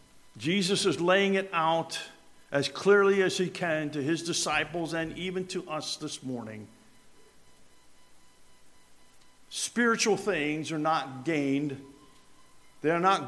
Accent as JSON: {"language": "English", "town": "Richfield Springs", "region": "New York", "country": "United States", "tie": "born or raised there", "moved": "yes", "lives_now": "Herndon, United States", "said": "growing up in Richfield Springs, New York"}